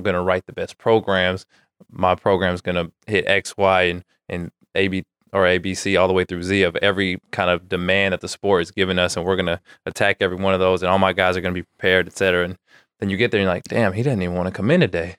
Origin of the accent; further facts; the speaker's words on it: Antioch, California, United States; also born or lived in Santa Barbara, California / Fullerton, California; now in Sacramento, United States; I grew up in the Bay Area, Antioch, just an hour from here.